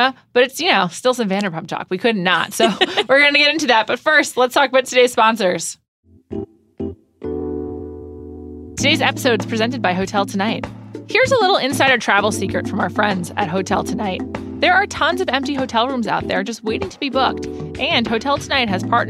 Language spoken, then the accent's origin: English; New York, United States; I'm from New York.